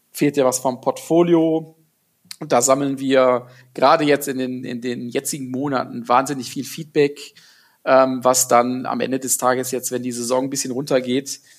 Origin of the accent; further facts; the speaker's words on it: Gummersbach, North Rhine-Westphalia, Germany; born there; ich komme gebürtig aus Gummersbach, aus dem äh, Oberbergischen Kreis, ähm, was eine halbe Stunde von Köln ist